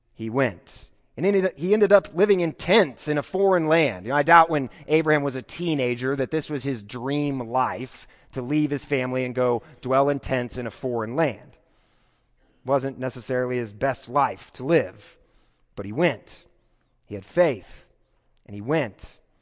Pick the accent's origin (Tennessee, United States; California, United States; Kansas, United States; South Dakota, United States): Kansas, United States; moved away as an adult; now in Texas, United States; I don't identify as a Texan. Uh, I'm not quite there yet. I, I still feel like I'm a Kansan